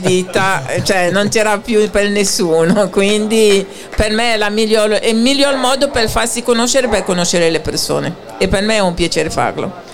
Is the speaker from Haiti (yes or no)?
yes; Haiti; moved away; io vengo da Haiti